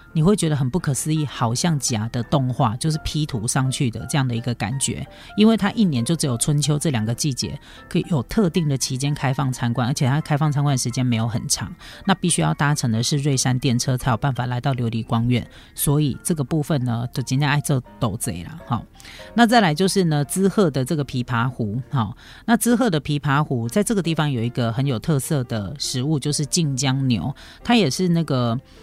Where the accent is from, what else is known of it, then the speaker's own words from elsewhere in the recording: Taiwan; 我们台湾人